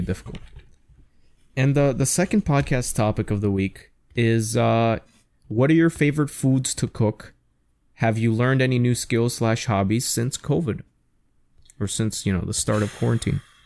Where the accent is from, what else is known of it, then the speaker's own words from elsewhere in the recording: New York City, New York, United States; growing up in New York City